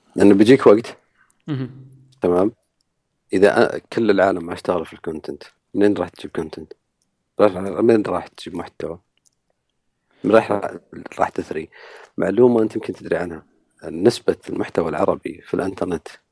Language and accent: Arabic; Saudi Arabia; احنا كسعوديين